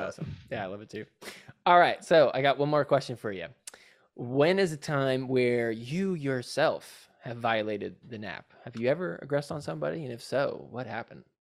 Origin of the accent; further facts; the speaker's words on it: New Jersey, United States; now in Los Angeles, United States; I'm from New Jersey, 'cause that's where I'm originally